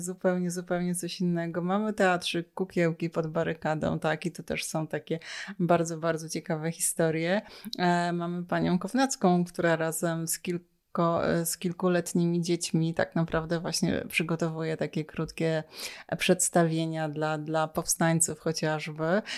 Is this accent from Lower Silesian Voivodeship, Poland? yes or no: yes; Lower Silesian Voivodeship, Poland; moved away as an adult; now in Warsaw, Poland; ja pochodzę z Dolnego Śląska